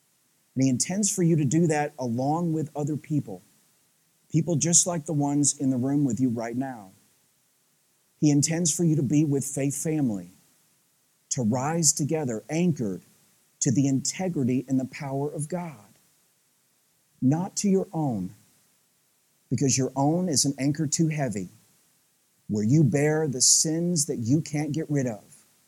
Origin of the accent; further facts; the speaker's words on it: Tennessee, United States; accent: Southern; now in Midwest, United States; I grew up in Southeast Tennessee, some of you guys know that about me, there's a wee tinge of Southern accent it's just still left after 20-something years in the Midwest.